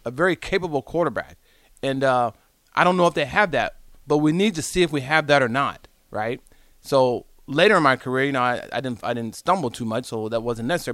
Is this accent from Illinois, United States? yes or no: no; Southern California, United States; moved away; I'm from Southern California